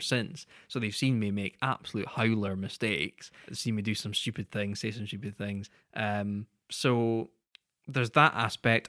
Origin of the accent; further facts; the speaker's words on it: United Kingdom; as British people